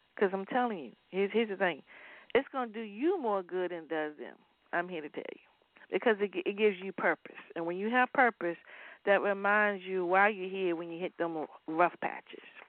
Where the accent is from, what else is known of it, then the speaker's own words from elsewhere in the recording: Waverly, Virginia, United States; moved away; I'm from Waverly, Virginia